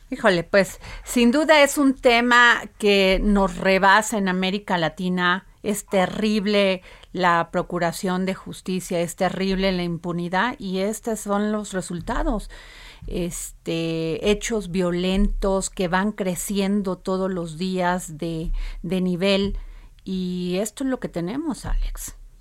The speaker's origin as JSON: {"language": "Spanish", "region": "Veracruz", "country": "Mexico", "tie": "born or raised there", "said": "como dicen en mi pueblo, allá en Veracruz"}